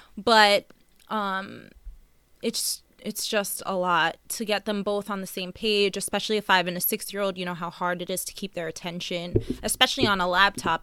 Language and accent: English; Long Island, Nassau County, New York, United States; We were born and raised in Long Island, um, Nassau County